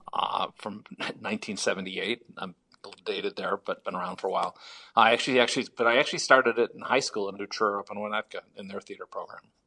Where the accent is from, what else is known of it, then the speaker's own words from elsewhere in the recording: Chicago, Illinois, United States; I'm from Chicago originally